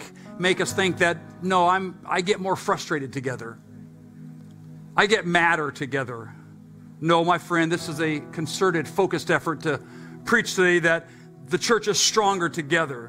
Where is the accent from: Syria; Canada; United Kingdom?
United Kingdom; England; accent: English; my English accent